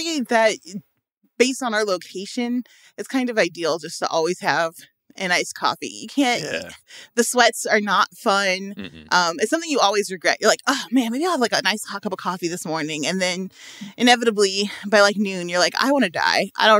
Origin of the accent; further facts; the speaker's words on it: Midwest, United States; now in Los Angeles, United States; And I'm from the Midwest. So, you know, it's cold as H in the morning.